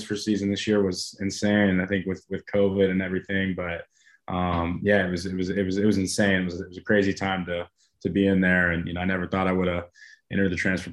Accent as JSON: {"language": "English", "town": "Abilene", "region": "Texas", "country": "United States", "tie": "born or raised there", "said": "West Texas kid. I was actually born and raised in Abilene"}